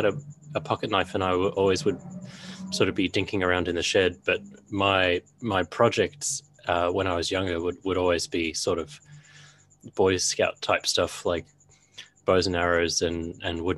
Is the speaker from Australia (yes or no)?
yes; Australia; as an Australian bloke